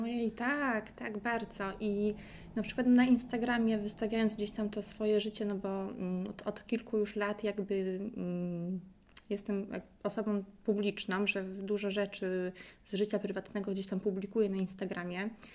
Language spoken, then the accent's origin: Polish; Poland